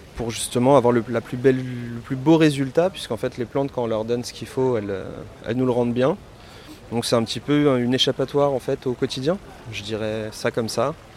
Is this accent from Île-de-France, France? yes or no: yes; Paris, Île-de-France, France; je suis parisien